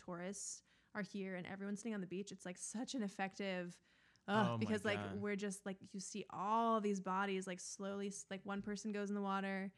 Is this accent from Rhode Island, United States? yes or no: no; Maine, United States; I grew up in Maine